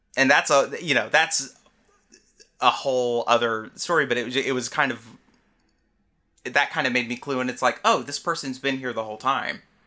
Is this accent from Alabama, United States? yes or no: yes; Alabama, United States; moved away; I'm from Alabama originally.